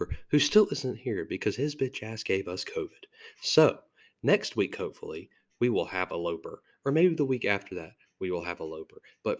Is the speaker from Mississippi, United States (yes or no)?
yes; Hattiesburg, Mississippi, United States; It was tough growing up in Mississippi as an Alabama fan